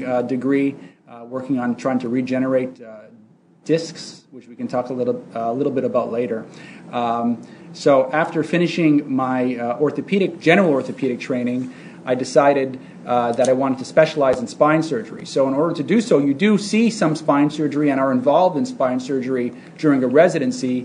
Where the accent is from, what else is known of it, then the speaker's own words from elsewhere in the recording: Canada; moved away as an adult; also born or lived in Montreal / Toronto; now in United States; I'm actually Canadian originally